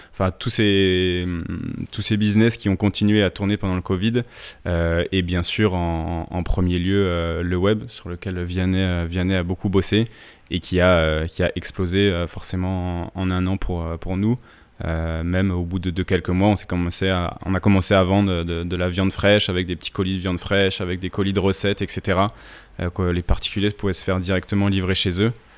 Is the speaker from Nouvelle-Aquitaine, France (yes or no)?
no; Alsace, Grand Est, France; also born or lived in Bordeaux; now in Paris, France; je suis originaire, euh, d'Alsace, euh, où j'ai fait une, une petite partie de ma scolarité